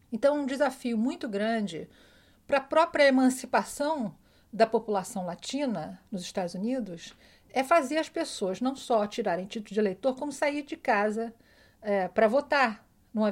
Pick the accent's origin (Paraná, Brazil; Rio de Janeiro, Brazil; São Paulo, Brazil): Rio de Janeiro, Brazil; now in New York, United States; eu fui criada no Rio